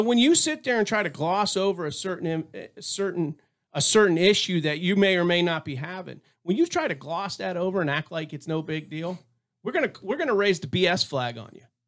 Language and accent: English; Tampa, Florida, United States; now in Texas, United States; I was born and raised out there in the Tampa area.